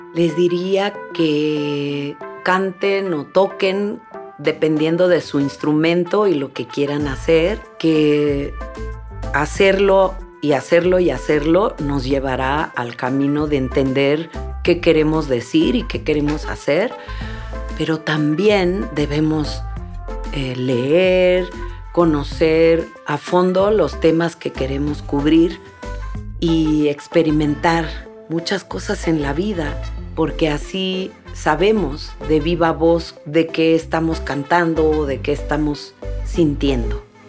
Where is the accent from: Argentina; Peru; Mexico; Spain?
Mexico; Mixteca region of Oaxaca; moved away; yo venía de un pueblo muy humilde en donde la tierra se está erosionando y quería volver a mi tierra de origen, que es en la Mixteca de Oaxaca, en México